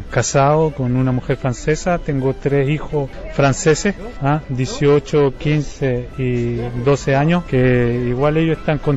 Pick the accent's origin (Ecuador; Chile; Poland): Chile; Y yo creo que nosotros como chilenos en el exterior podemos aportarle a los chilenos en nuestro país